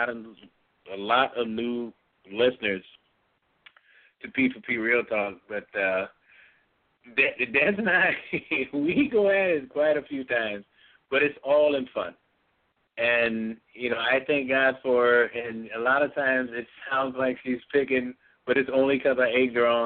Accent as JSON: {"language": "English", "town": "Bradley", "region": "Illinois", "country": "United States", "tie": "born or raised there", "said": "Bradley, Illinois, my hometown, close to where I was raised up."}